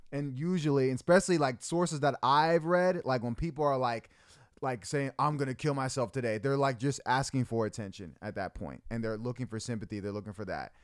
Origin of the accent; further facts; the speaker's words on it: Arizona, United States; moved away; I'm from Arizona